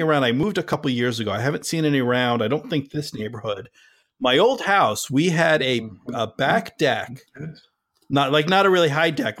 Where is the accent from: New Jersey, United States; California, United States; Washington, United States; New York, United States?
New Jersey, United States; moved away; also born or lived in Massachusetts; I grew up in Jersey